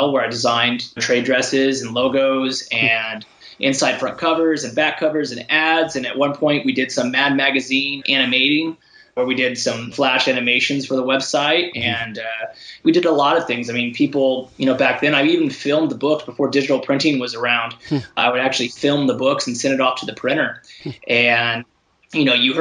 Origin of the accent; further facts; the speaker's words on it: San Diego, California, United States; I grew up in San Diego, the home of San Diego Comic-Con